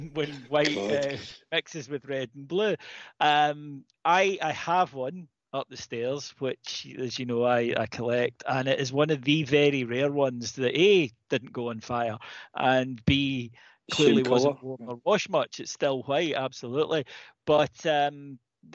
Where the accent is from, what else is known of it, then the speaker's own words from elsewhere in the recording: Ayrshire, Scotland, United Kingdom; I grew up in Ayrshire in the 80s.